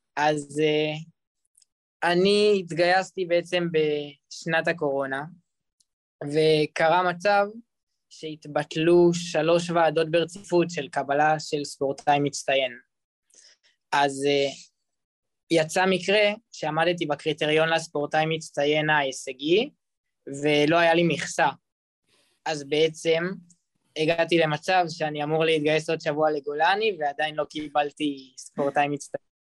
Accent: Petah Tikva, Central District, Israel; אני בארץ מפתח תקווה

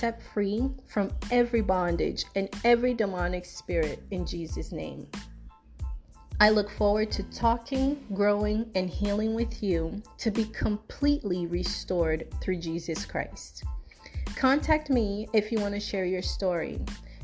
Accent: Brazil; also born or lived in South Florida; now in Florida, United States; I was born in Brazil, but I currently reside in South Florida

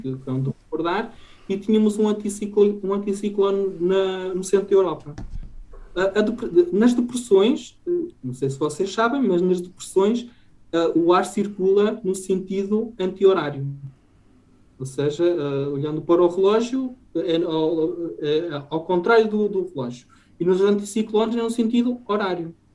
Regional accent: Trás-os-Montes, Norte, Portugal; moved away

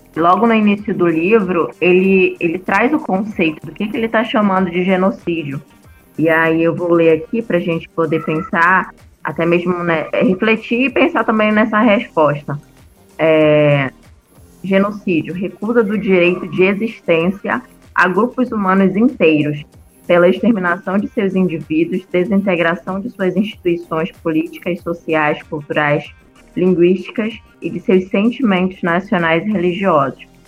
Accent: Pará, Brazil; moved away; porque eu sou nortista

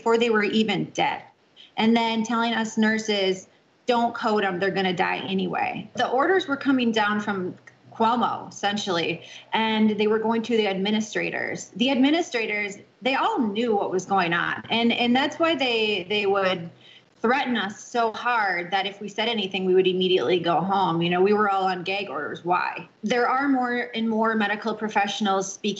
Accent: Florida, United States; I originally I'm from Florida. That's where I reside now.

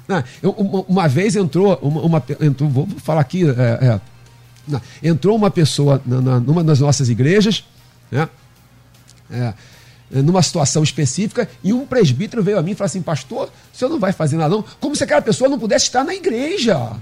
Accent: Rio de Janeiro, Brazil; also born or lived in Cidade de Deus, Rio de Janeiro; eu nasci na Rocinha, morei até os treze anos na Rocinha, e depois dos treze aos vinte e quatro, na Cidade de Deus

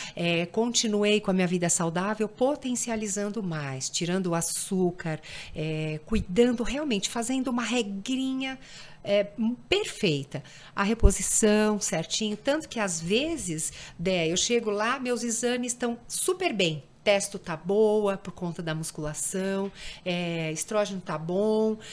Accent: Brazil; como brasileira

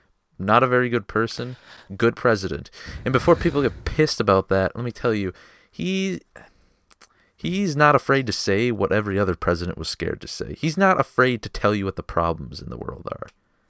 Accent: Minnesota, United States; Sorry, I'm fucking northern. I'm from Minnesota. I fucking talk like an idiot.

